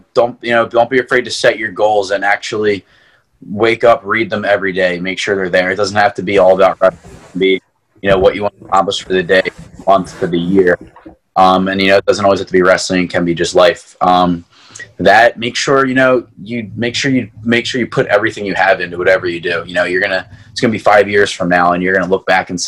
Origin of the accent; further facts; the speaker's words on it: Marple, Pennsylvania, United States; when I was growing up, it was Marple Club. It was a club in my hometown